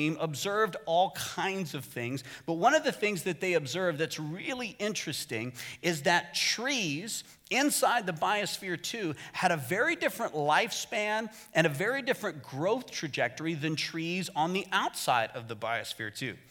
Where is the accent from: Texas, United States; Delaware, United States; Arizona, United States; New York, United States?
Arizona, United States; moved away as an adult; my home state of Arizona because Arizona's weird.